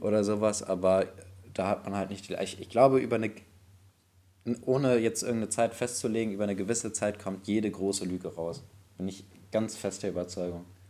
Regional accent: Bremen, Germany; bei uns in Bremen

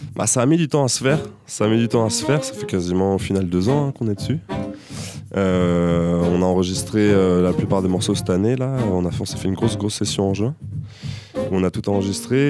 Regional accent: Angers, Pays de la Loire, France; also born or lived in Tours; moi, je suis né à Angers

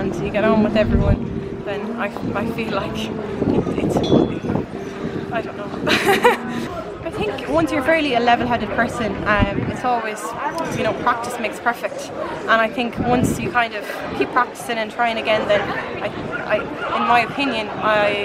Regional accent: Swinford, County Mayo, Connacht, Ireland; I am 18 years old and I'm from Swinfreet in County Mayo.

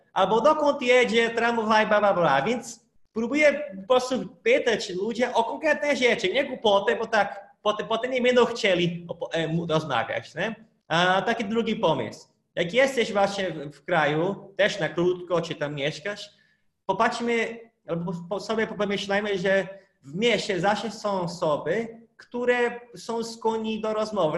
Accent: North Region, Brazil; first language Portuguese; Polish is a second language; moved away as an adult; now in Poland; ja pochodzę z północy

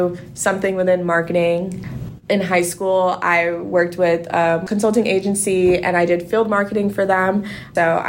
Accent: Florida, United States; I'm from Florida, so I always grew up like around Disney

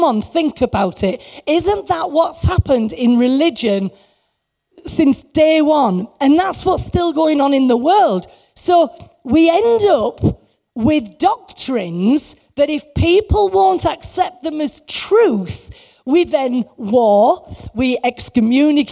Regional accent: England, United Kingdom; we're English

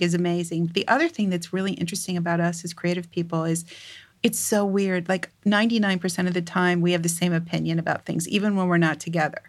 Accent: St. Louis, Missouri, United States; moved away as an adult; now in New York, United States; I grew up in the Midwest. I grew up in, um, Saint Louis, uh, for many years

